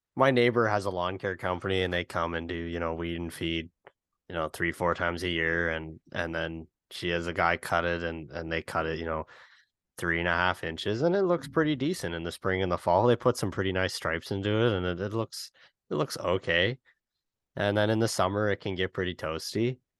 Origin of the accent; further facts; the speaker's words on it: Canada; as a Canadian